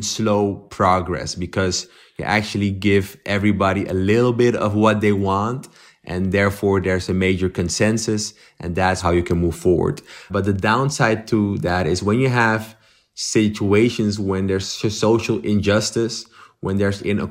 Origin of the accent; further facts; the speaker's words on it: Amsterdam, North Holland, Netherlands; I was born and raised in Amsterdam, where I still live.